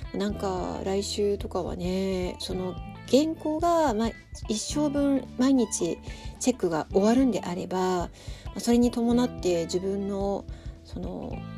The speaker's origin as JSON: {"language": "Japanese", "region": "Tokyo", "country": "Japan", "tie": "born or raised there", "moved": "yes", "lives_now": "Sapporo, Japan", "said": "私の実家も東京なので"}